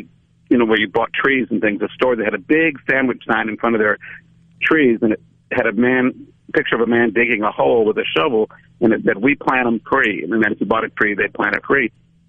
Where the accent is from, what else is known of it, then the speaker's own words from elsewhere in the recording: outside Chicago, Illinois, United States; I grew up outside Chicago